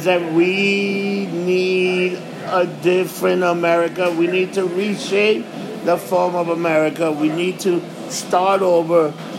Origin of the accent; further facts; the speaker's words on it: New York City, New York, United States; I was born and raised in New York.